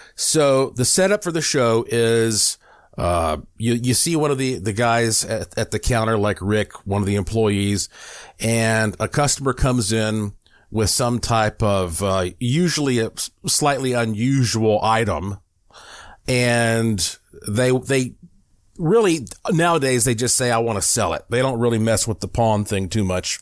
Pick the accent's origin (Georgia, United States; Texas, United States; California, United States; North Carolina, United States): North Carolina, United States; Asheville; when I was growing up in Asheville, North Carolina